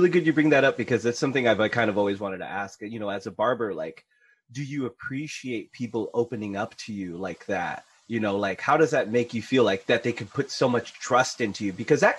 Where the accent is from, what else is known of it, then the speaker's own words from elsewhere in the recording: Philippines; I'm Filipino. We have to smoke.